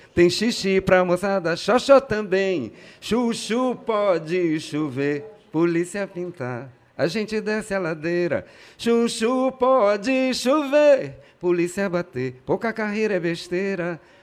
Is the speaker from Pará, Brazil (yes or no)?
yes; Pará, Brazil; also born or lived in Rio de Janeiro, Brazil; eu nasci no Rio, vim com dois anos de idade, fui criado aqui como todo bom e maravilhoso paraense